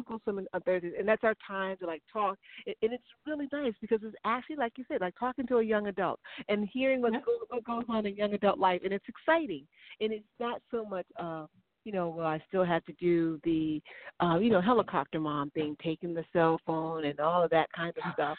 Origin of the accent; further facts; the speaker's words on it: Chicago, Illinois, United States; I'm from Chicago